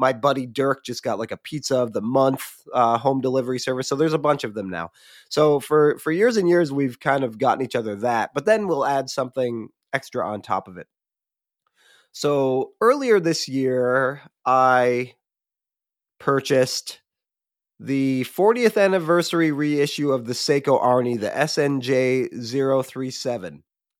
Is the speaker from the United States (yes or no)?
yes; Michigan, United States; I have a childhood friend who still lives in the town I grew up in Michigan.